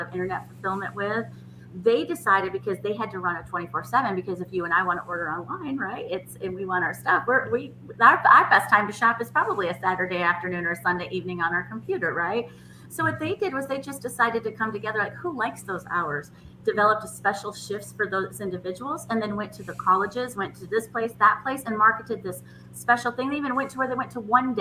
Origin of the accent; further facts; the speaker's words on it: Michigan, United States; now in Nashville, United States; I'm originally from Michigan